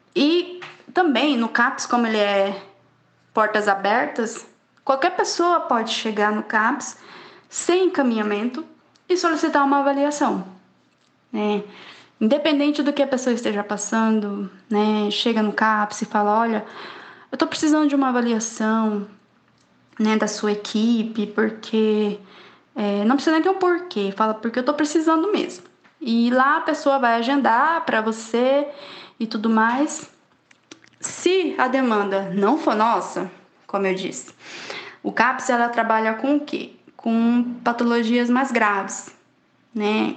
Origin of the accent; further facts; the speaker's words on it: Poconé, Mato Grosso, Brazil; tenho 29 anos, sou natural de Poconé